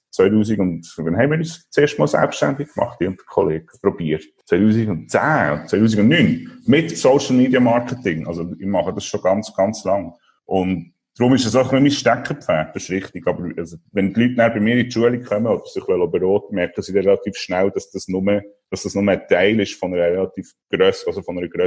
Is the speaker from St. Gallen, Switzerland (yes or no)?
no; Solothurn, Switzerland; also born or lived in Basel / Copenhagen; now in Portugal; Von Solothurn, als Solothurner, da ist über Basel auf Kopenhagen und dann hier auf Portugal, genau.